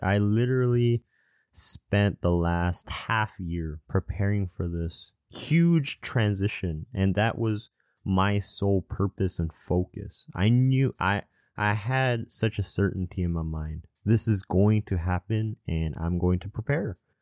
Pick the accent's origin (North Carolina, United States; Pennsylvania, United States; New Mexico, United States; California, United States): California, United States; Southern; also born or lived in Atlanta, Georgia / Irvine, California / Spokane, Washington / Chicago, Illinois; after I was one, I moved all the way to Southern California.